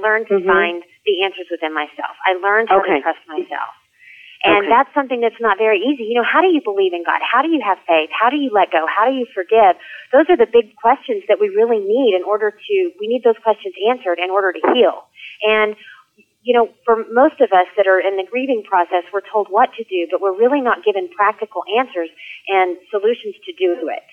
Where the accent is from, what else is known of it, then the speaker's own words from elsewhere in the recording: Texas, United States; moved away as an adult; now in New York, United States; I'm from Texas, born and raised, all my friends, all my family